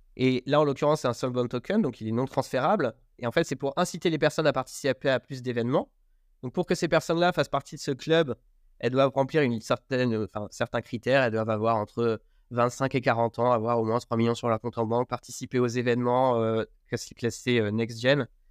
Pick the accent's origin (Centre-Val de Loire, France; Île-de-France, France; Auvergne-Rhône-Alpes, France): Centre-Val de Loire, France; Berry; moved away as an adult; Je viens du Berry, où je suis retourné vivre à mi-temps. j'ai grandi ici avec mon frère